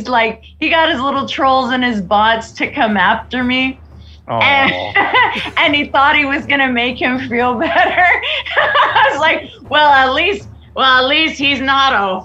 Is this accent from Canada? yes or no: no; Mexico; first language Spanish; English is a second language; It was my first language, so I can honestly say que yo soy más mexicana que los nopales